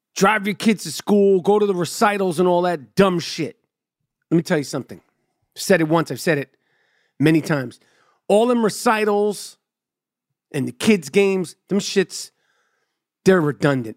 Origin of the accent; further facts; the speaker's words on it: New York City, New York, United States; I grew up in New York City, you get to the game on your own